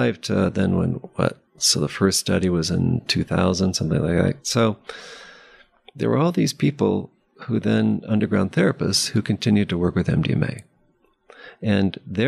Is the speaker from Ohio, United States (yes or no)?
no; Palo Alto, California, United States; I grew up in Palo Alto